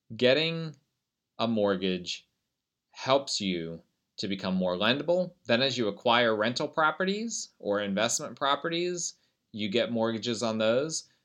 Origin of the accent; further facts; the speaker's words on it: United States; I'm an American